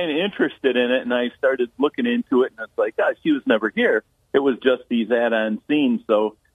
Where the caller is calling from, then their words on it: Endicott, New York, United States; from Endicott. I used to live on Juneberry Road when that scene was shot.